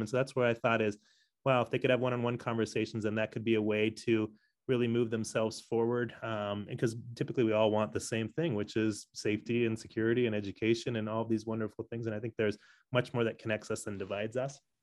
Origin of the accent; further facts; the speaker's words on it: San Diego, California, United States; moved away as an adult; also born or lived in Commerce City, Colorado; now in Denver, United States; I grew up in San Diego